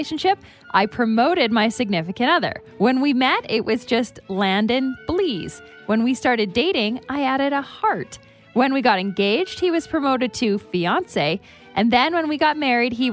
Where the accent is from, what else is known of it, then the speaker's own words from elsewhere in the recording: Canada; I'm a Canadian girl